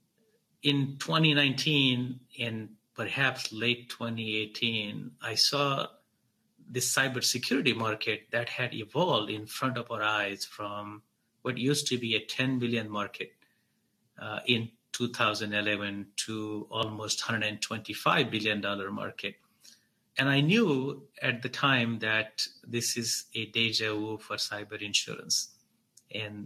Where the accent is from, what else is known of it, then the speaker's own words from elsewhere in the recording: Mumbai, Maharashtra, India; moved away as an adult; also born or lived in New York, United States; now in San Francisco Bay Area, United States; After migrating from Mumbai to New York while I was 18, I moved to Bay Area from New York